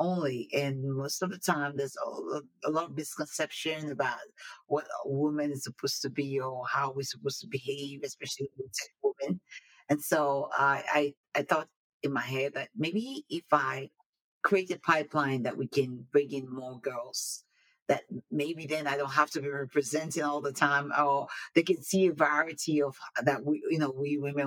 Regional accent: Nigeria; moved away as an adult; now in United States; I was born in Nigeria, came over to the United States to go to school, then for my higher education

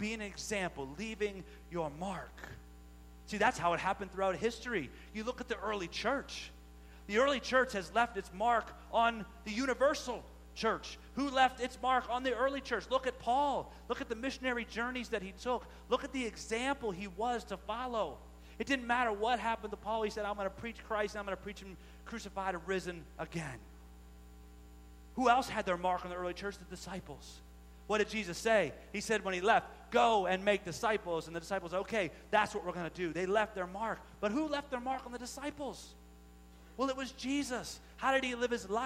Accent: Maryland, United States; we're from Maryland

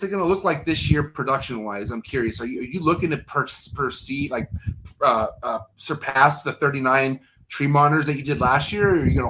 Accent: United States; I'm American

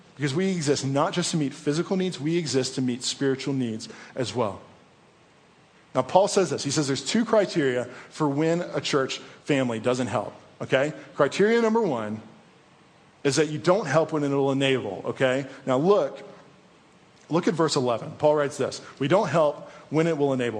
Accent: East Coast, United States; moved away; Even though I was born on the East Coast, my family is here.

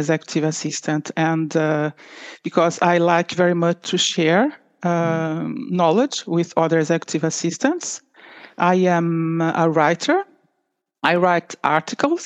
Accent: Rio de Janeiro, Brazil; moved away as an adult; now in Oslo, Norway; I'm Brazilian from Rio de Janeiro. And I moved to Norway for 25 years already, 25 years ago

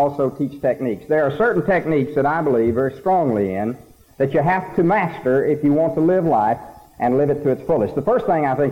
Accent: Snyder, Texas, United States; Now, I'm a country boy, and I'm very proud of it. I come from Snyder, Texas

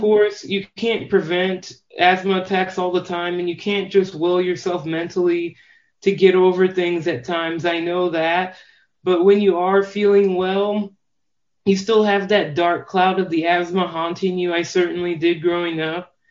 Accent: Normal, Illinois, United States; I grew up in Normal, Illinois. It's a town two, two hours south of Chicago.

